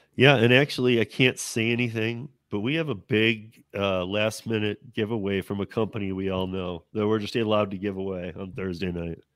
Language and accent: English; Michigan, United States; moved away; I'm originally from Michigan